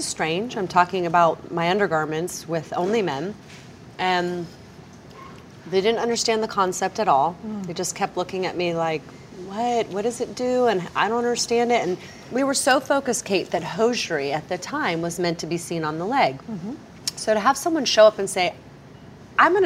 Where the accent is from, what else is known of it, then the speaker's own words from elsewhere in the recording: Clearwater, Florida, United States; I grew up on Clearwater Beach.